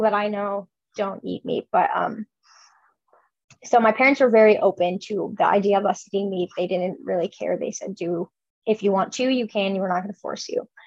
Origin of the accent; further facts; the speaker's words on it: Chicago, Illinois, United States; moved away as an adult; now in Nebraska, United States; I grew up in Chicago